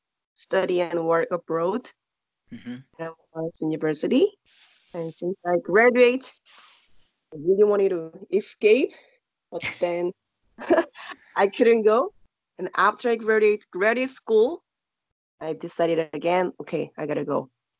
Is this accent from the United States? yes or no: no; South Korea; English is a second language; Child? Pretty much boring. We have to study a lot. We go to school.